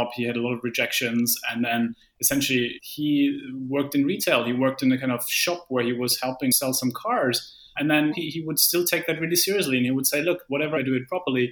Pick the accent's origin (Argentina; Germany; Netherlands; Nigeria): Germany; I come from Germany